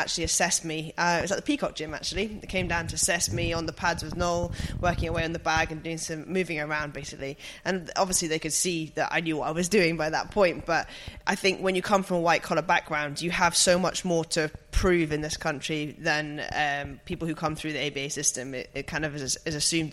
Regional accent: Scotland, United Kingdom; moved away; I'm from Scotland, obviously, in the middle of nowhere. I grew up on a farm

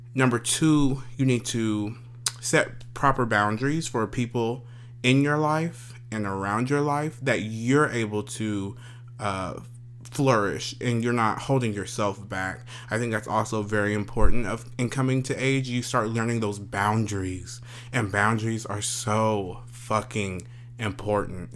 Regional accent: Paris, Texas, United States; I am a kid from Paris, Texas. Small old country Paris, Texas

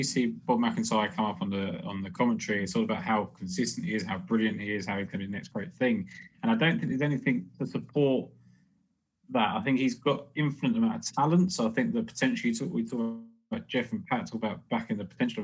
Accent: United Kingdom; me probably being British

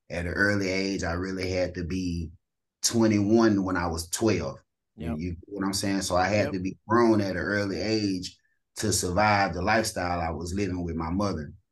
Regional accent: East St. Louis, Illinois, United States; I'm from St. Louis or East St. Louis, Illinois.

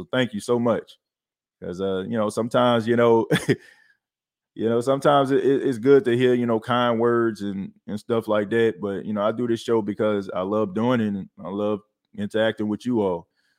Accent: New Orleans, Louisiana, United States; also born or lived in Feliciana / St. Ferdinand; Born in the 318, raised in the 504 and the 985. I love my state. Who That, baby? yeah, you know, I was born and raised right in the Night Ward, man. Right down the street from Florida Avenue, Montague Street, Prayer Street.

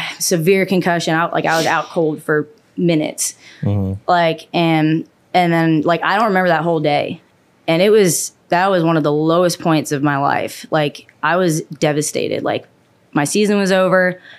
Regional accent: Canada; no, honestly, you know what? I love where I grew up.

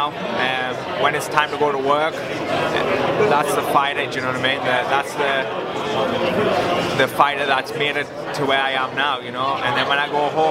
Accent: England, United Kingdom; I'm from England

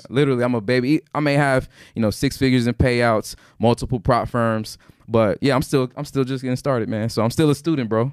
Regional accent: Houston, Texas, United States; I'm from Houston

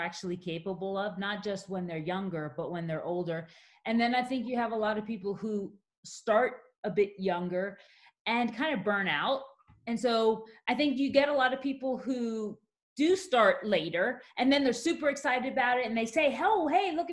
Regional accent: Maryland, United States; moved away as an adult; also born or lived in Yorktown, Virginia / Newcastle, Australia; now in Canada; I grew up in Maryland.

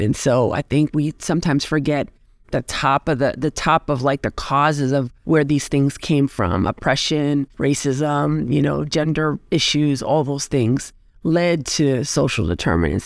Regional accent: New York City, New York, United States; I grew up in the Bronx

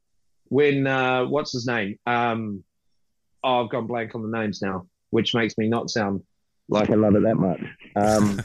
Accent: New Zealand; I'm as patriotic about Peter Jackson as any New Zealander

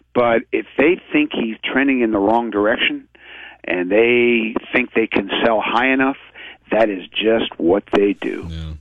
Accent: Philadelphia, Pennsylvania, United States; moved away as an adult; also born or lived in Providence, Rhode Island; I grew up in Philadelphia reading some amazing sports writers

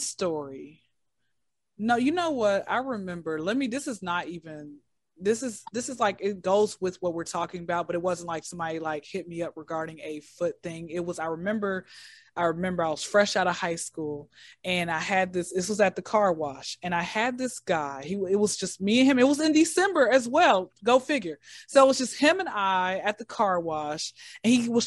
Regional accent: Atlanta, Georgia, United States; I'm in Atlanta, born and raised in Atlanta.

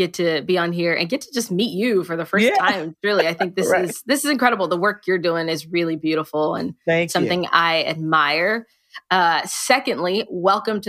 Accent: United States; I was conceived in Nigeria, but I was born here in America

